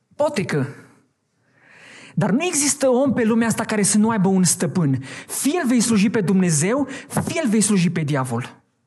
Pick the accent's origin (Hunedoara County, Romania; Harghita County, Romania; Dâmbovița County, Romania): Hunedoara County, Romania; Hațeg; also born or lived in Oradea; Din deci Hunedoara. Nu poți să zic Hațeg, că nu știe nimeni de Hațeg. Hunedoara.